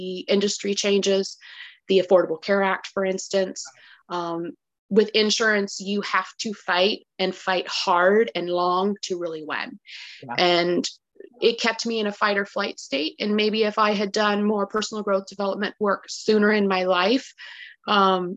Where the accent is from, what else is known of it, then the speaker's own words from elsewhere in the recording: California, United States; moved away as an adult; also born or lived in Texas; I was born and raised in California.